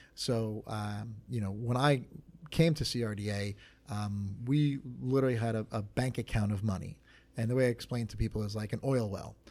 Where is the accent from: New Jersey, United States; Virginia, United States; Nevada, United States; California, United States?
New Jersey, United States; Belmar; I'm from Belmar